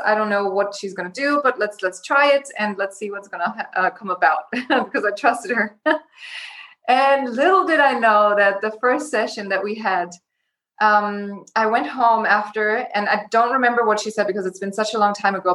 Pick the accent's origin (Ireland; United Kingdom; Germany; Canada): Germany; moved away as an adult; also born or lived in Los Angeles, United States; I was born and raised in Germany in a small town. And when I was 19, I decided to move to LA by myself